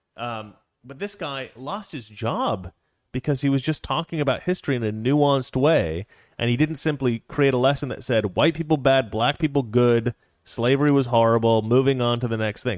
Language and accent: English; Oregon, United States; I'm from Oregon